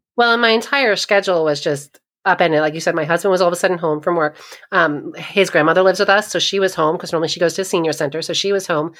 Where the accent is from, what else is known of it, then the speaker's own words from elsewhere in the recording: New York, United States; moved away as an adult; also born or lived in eastern Pennsylvania / India; now in Ohio, United States; I grew up in New York, and I spent a little bit of time living in eastern Pennsylvania